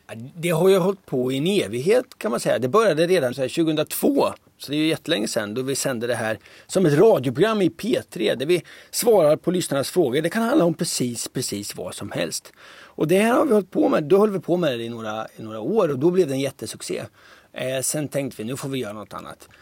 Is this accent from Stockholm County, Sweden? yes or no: no; Linköping, Östergötland, Sweden; accent: Östergötland dialect; moved away; jag är uppvuxen i Linköping. Jag flyttade därifrån vid 90, vad, 94 eller något sånt där